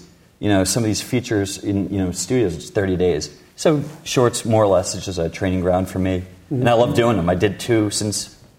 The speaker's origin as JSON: {"language": "English", "region": "New Jersey", "country": "United States", "tie": "born or raised there", "said": "I grew up in New Jersey"}